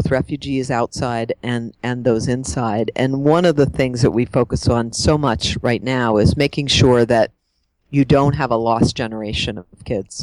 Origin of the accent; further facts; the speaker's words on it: Pennsylvania outside of Pittsburgh, United States; I grew up in Pennsylvania outside of Pittsburgh and had a pretty kind of normal suburban life